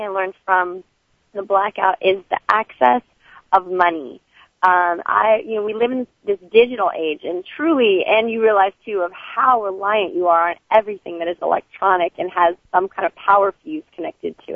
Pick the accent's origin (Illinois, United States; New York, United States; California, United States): California, United States; growing up in California